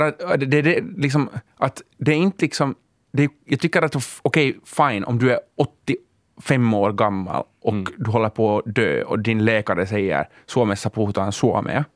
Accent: Finland; Vi är världens mest privilegierade etniska minoritet

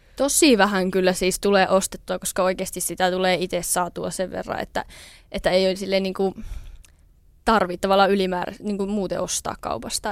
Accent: Tikkakoski, Central Finland, Finland; also born or lived in Jyväskylä / Lievestuore; now in Niemisjärvi, Finland; mä oon alun perin siis Tikkakoskelta kotoisin

